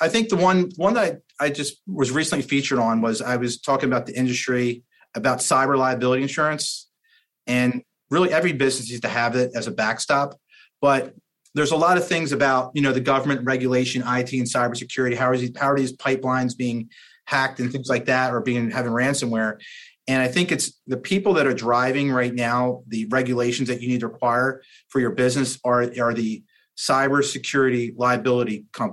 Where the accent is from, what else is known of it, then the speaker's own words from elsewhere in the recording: New Jersey, United States; I'm a guy from New Jersey